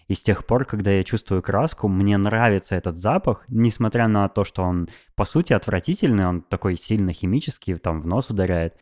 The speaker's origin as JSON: {"language": "Russian", "town": "Novosibirsk", "region": "Novosibirsk Oblast", "country": "Russia", "tie": "born or raised there", "also_born_or_lived": "Moscow", "moved": "yes", "said": "я переехал из Москвы в Новосибирск"}